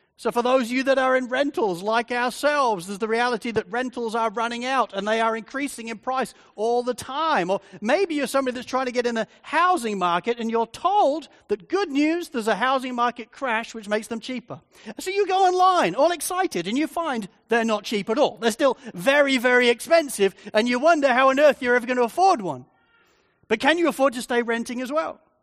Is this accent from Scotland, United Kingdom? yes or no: no; Spalding, East Midlands, United Kingdom; moved away as an adult; now in Australia; I was growing up in, in Spalding in Lincolnshire, in England, the whole area is completely flat.